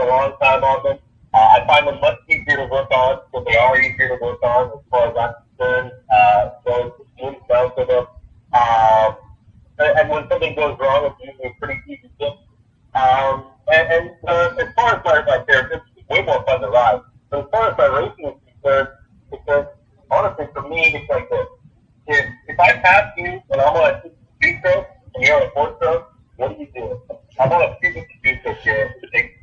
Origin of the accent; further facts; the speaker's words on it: Winnipeg, Manitoba, Canada; I'm from Canada. have in the middle of Canada